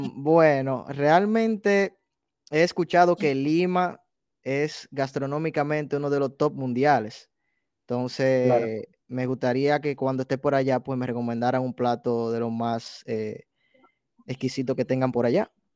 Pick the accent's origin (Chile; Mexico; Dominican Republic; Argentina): Dominican Republic; first language Spanish; also born or lived in New York City; now in New York, United States; yo nací me crié en la República, en la República Dominicana